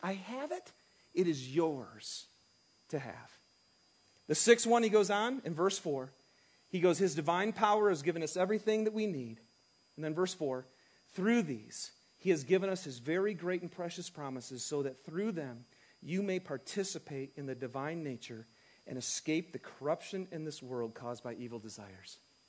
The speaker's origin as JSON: {"language": "English", "region": "Michigan", "country": "United States", "tie": "born or raised there", "moved": "yes", "said": "I grew up in Michigan. And winters are, you know, they're good here, but they're really good back in Michigan. And I also grew up in a small town that was a bedroom community for all the factories"}